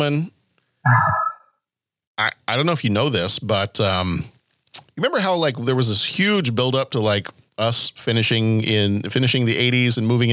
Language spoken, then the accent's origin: English; Texas, United States; when I was a little kid growing up in Texas